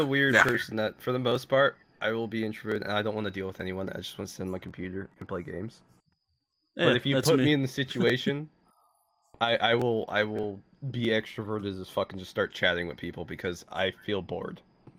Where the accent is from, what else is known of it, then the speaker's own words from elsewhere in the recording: California, United States; I'm not supposed to, but you're from California. I'm from California.